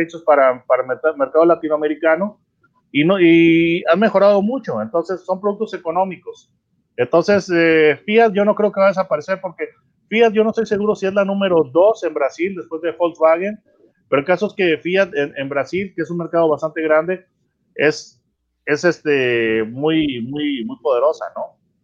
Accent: Mexico; como mexicano

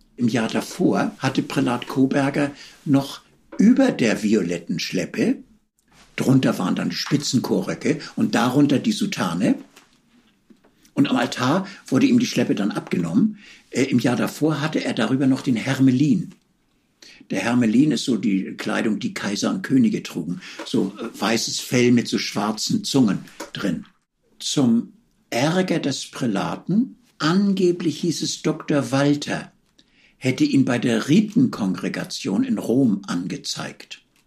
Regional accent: Hamburg, Germany; moved away as an adult; also born or lived in Vienna; ich bin Hamburger Eminenz

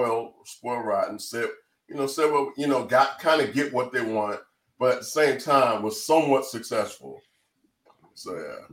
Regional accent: Atlanta, Georgia, United States; I'm from Atlanta, you know, so I came up, like, I grew up on Morris Brown, Clark Atlanta, you know, Fort Valley and Skiyee, you know, all them schools.

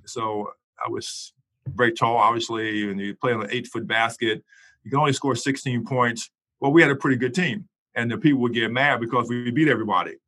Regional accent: Shenandoah Valley, Virginia, United States; born or raised there

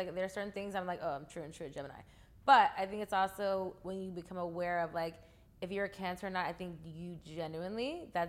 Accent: The Bronx, New York, United States; my family is from New York. Okay, we're from the Bronx. We don't play that game.

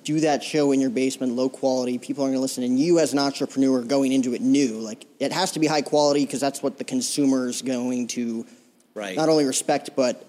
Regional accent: New Jersey, United States; now in Scottsdale, United States; talking to you in a studio right now in Scottsdale, Arizona, I'm originally from Jersey.

